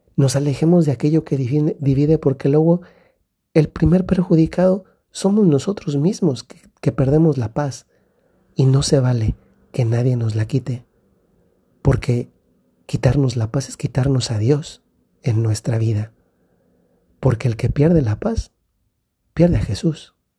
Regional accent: Mexico; moved away; Recientemente he estado en México, en mi país

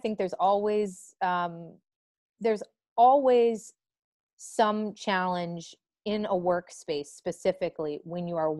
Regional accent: the North, United States; In my last role, I worked with a lot of people in the South, and I am obviously from the North, and our cultures are very, very different.

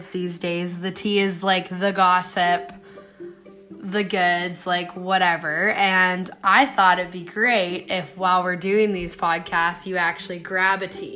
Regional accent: Stratford, Ontario, Canada; I'm from Stratford, Ontario

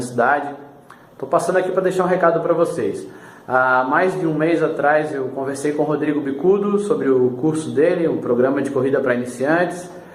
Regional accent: São José, Santa Catarina, Brazil; eu sou aqui de São José, na Grande Florianópolis, em Santa Catarina

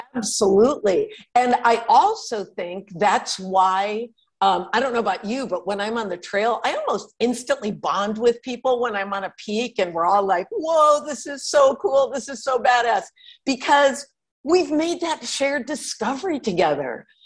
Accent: Connecticut, United States; also born or lived in Manhattan, New York; now in Los Angeles, United States; I grew up in Connecticut, which was in a kind of semi rural, and we lived on a lake.

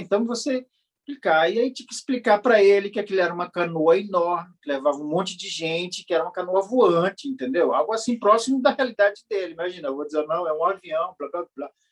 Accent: Javari Valley, Amazonas, Brazil; sou do Vale do Javari

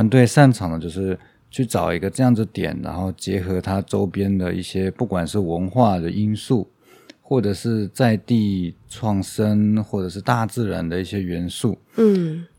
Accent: Taiwan; born there; also born or lived in Argentina / Uruguay; 我其实我是侨生，嗯，然后我在我是在台湾出生，后来我大概在国外花了住了十二年。

